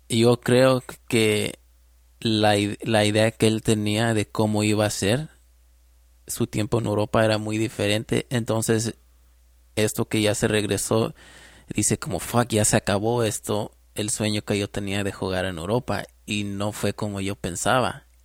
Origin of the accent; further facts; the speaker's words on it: Mexico; Ah, siendo mexicano, eh, ver a México ganar un mundial